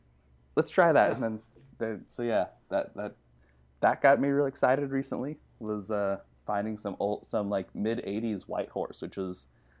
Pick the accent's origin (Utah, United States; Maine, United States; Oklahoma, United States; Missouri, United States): Utah, United States; I come from Utah. That's where I grew up.